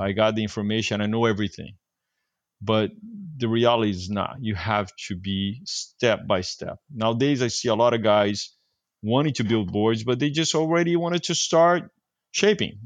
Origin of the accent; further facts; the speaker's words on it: Brazil; moved away as an adult; now in California, United States; I was from Brazil